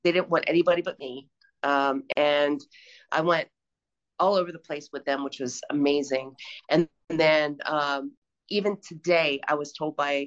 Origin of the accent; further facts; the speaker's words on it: right outside of Philadelphia, Pennsylvania, United States; moved away as an adult; now in Plato, Missouri, United States; I'm from Pennsylvania, right outside of Philly